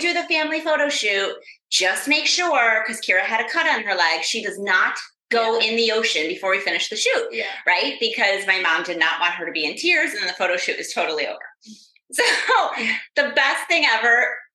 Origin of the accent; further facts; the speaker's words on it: Rochester, New York, United States; now in Florida, United States; we are here up in my hometown, Rochester, New York